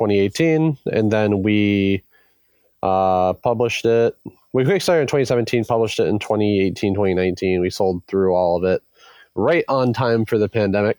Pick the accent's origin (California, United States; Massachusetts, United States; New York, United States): Massachusetts, United States; now in Washington, United States; We are a board game development studio based in Washington, though we're all originally from Massachusetts.